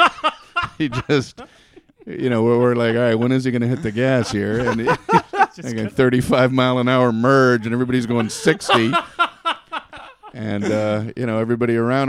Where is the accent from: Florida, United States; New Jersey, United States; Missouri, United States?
Florida, United States; Miami; moved away; also born or lived in Queens, New York City; I grew up in Miami, Florida, which is it's not a fast-paced city. I grew up in the suburbs